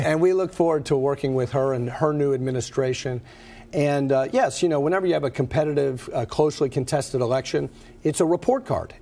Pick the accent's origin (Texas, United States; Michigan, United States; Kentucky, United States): Kentucky, United States; Lexington; I am born and raised in Lexington